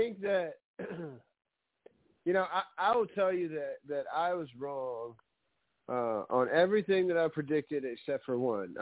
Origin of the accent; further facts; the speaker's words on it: the South, United States; growing up in the South